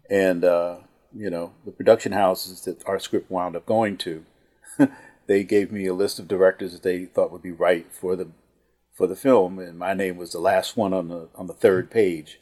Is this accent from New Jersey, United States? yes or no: yes; Newark, New Jersey, United States; my growing up in Newark, New Jersey, uh, in the housing project in the fifties and the sixties.